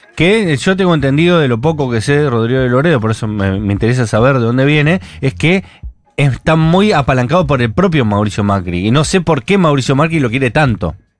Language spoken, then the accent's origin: Spanish; Buenos Aires, Argentina; somos porteños céntricos